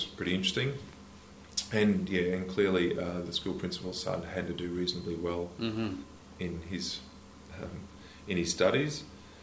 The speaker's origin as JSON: {"language": "English", "region": "Queensland", "country": "Australia", "tie": "born or raised there", "also_born_or_lived": "Rockhampton / Dalby / Goondiwindi / Ballandean", "said": "So I'm a Queensland kid through and through. I was born in Rockhampton."}